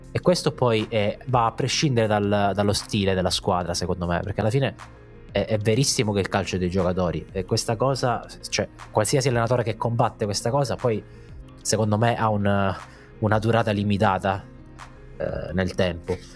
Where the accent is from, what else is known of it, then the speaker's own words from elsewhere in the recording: Italy; in Italia